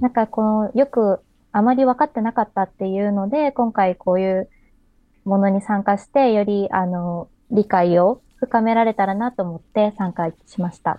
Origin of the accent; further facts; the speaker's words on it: Kobe, Hyogo, Japan; 私自身、あの、神戸市の出身ですので